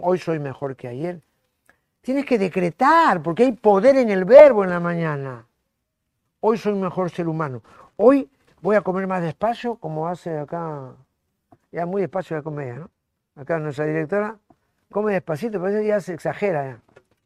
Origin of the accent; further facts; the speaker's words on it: Lima, Peru; La maternidad donde yo nací